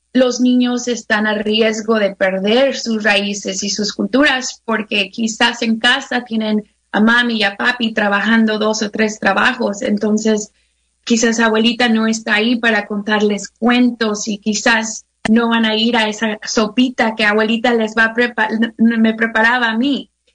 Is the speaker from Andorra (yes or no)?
no; Mexico; now in United States; yo me acuerdo creciendo en México